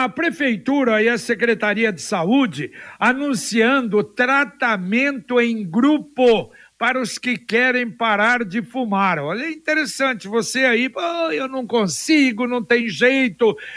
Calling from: Paraná, Brazil; eu sou aqui do Vivi Xavier.

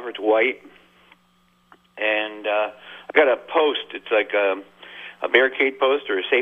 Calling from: Jericho, Vermont, United States; from Jericho.

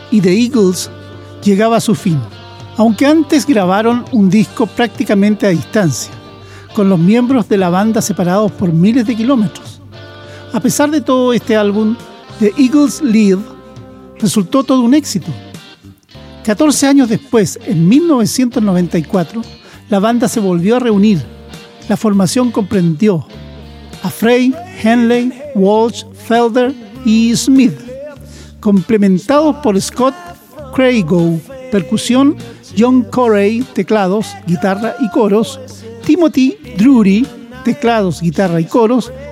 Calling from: Mexico City, Mexico; de México

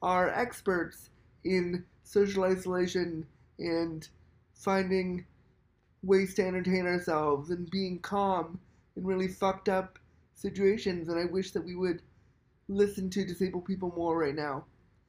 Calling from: Toronto, Ontario, Canada; I'm calling from Toronto, Canada.

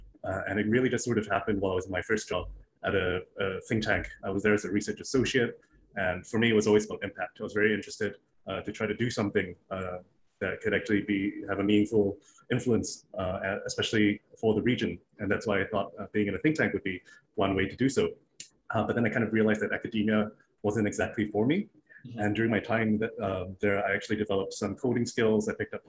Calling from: Singapore; Right out of Singapore in my home office.

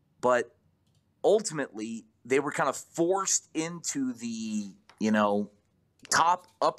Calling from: Georgia, United States

